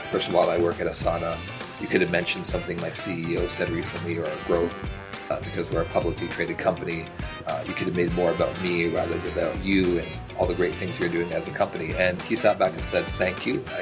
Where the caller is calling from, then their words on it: Toronto, Ontario, Canada; I'm joining from beautiful Toronto, Canada.